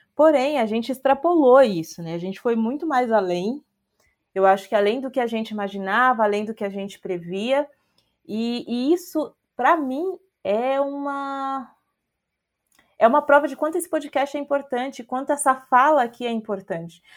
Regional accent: Brazil; a gente é brasileiro

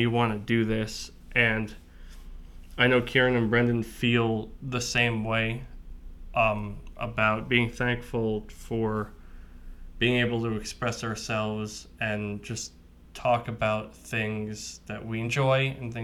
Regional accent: Medford, New York, United States; we both grew up on Long Island

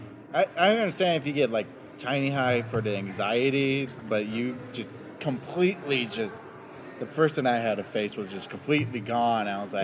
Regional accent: Denver, Colorado, United States; I'm from Montbello

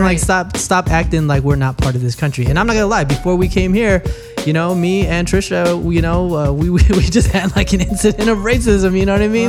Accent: Newark, California, United States; I'm from Newark.

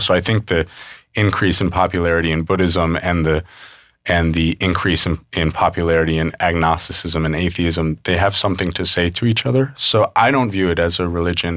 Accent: New York City, New York, United States; I grew up mostly in New York City

